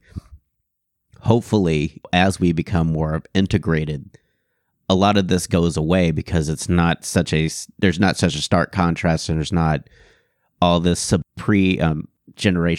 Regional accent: Houston, Texas, United States; I grew up in Houston and the suburbs

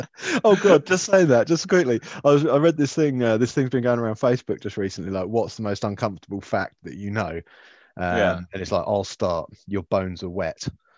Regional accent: United Kingdom; I'm British. I grew up in the countryside

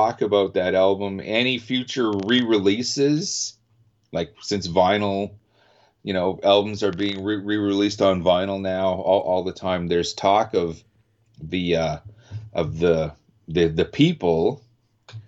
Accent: Canada; I'm also Canadian

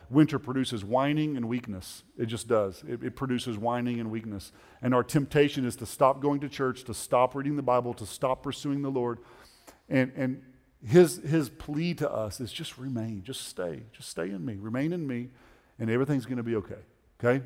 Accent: Oklahoma, United States; we're from Oklahoma

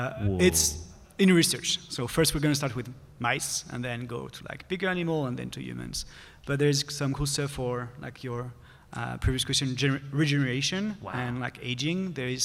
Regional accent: France; moved away; I'm from France.

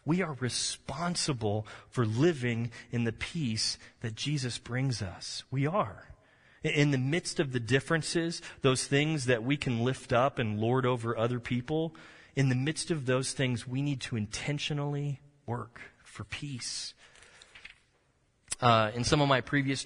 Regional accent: Texas, United States; I'm a Texan

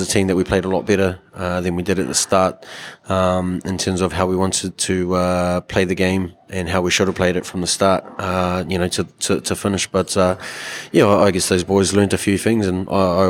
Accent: Wainuiomata, Wellington, New Zealand; I was basically brought up at the league club. It was like my second home in Wainui

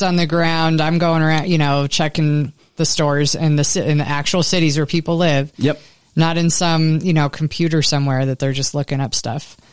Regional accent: Tucson, Arizona, United States; when I was growing up in Tucson, every year we had to go to the emissions check

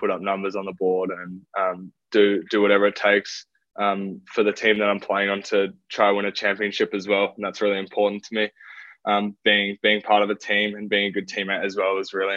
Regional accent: Australia; moved away as an adult; as an Australian

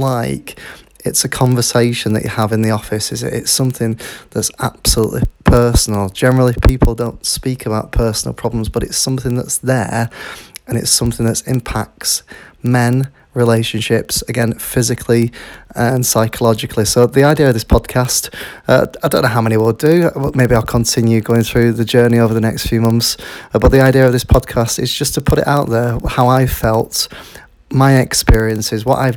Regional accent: Yorkshire and the Humber, United Kingdom; I'm from Yorkshire in the United Kingdom.

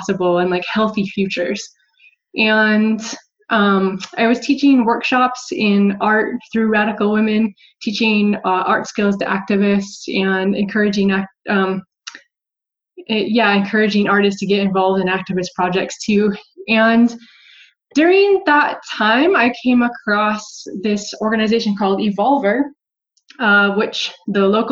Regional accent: Montana, United States; moved away; also born or lived in San Francisco; I'm originally from Montana

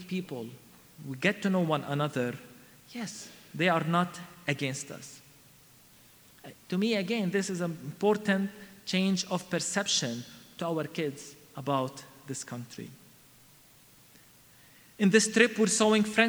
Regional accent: Palestine; also born or lived in Bethlehem; I come to you from Palestine, a wounded and troubled land.

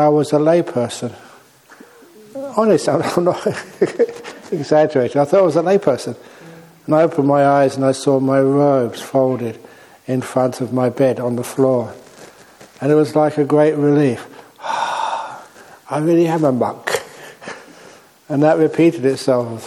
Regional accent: England, United Kingdom; moved away as an adult; also born or lived in Thailand; I was born in England

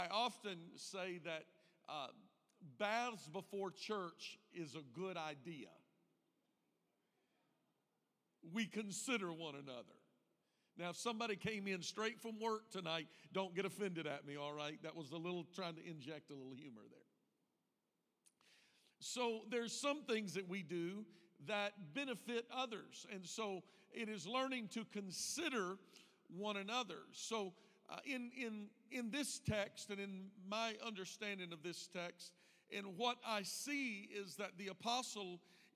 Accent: Deep South, United States; now in Indiana, United States; I was raised in the Deep South

